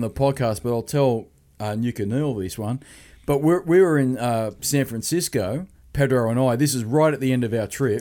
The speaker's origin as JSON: {"language": "English", "town": "Sydney", "region": "New South Wales", "country": "Australia", "said": "we're from Australia. He goes, where from? And we go, Sydney."}